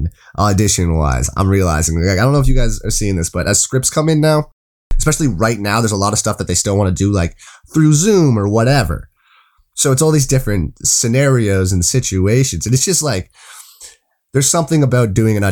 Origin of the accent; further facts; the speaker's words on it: Toronto, Ontario, Canada; I was from Toronto